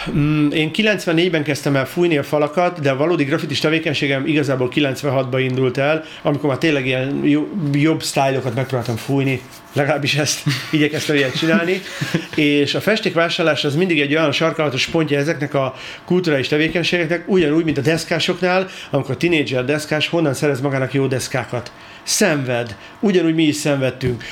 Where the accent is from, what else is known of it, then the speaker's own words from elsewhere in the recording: Budapest, Hungary; én Csepelen nőttem fel